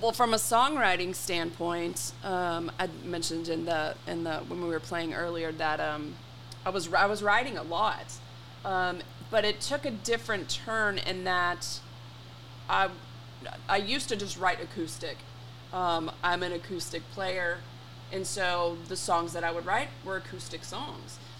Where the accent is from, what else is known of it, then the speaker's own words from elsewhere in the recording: Frisco, Texas, United States; We grew up on Santa Rosa in oh, Frisco, yeah. Texas.